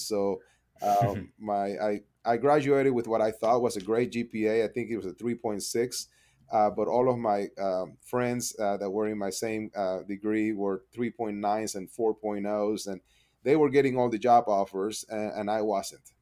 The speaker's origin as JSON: {"language": "English", "town": "Panama City", "region": "Panamá", "country": "Panama", "tie": "born or raised there", "second_language": "English", "moved": "as an adult", "lives_now": "Edmond, United States", "said": "I was born and raised in Panama City, Panama, um, came up here to the U S to, uh, learn English and go to school"}